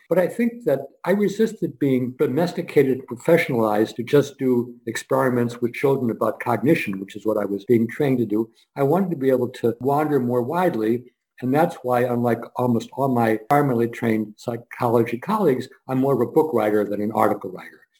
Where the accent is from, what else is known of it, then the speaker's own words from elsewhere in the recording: Scranton, Pennsylvania, United States; I was born in Scranton, Pennsylvania